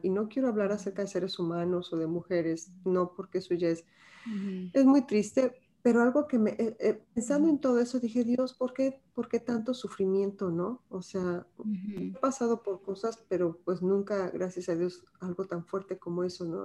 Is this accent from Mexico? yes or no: yes; Mexico; como mexicanas, pues bien orgullosas